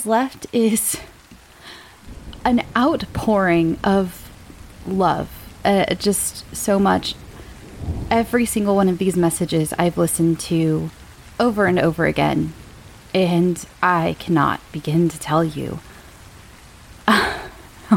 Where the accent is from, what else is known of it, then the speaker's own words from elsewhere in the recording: El Centro, California, United States; now in Arizona, United States; I was born in El Centro, California, just like Cher